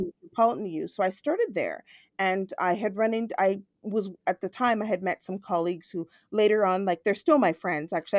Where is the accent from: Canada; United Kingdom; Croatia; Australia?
Canada; Toronto, Ontario; I'm born actually in Toronto, I grew up in Scarborough, which is a very multicultural suburb of Toronto